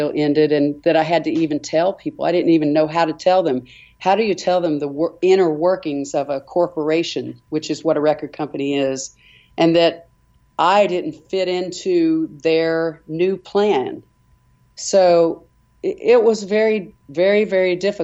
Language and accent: English; United States; we're all from America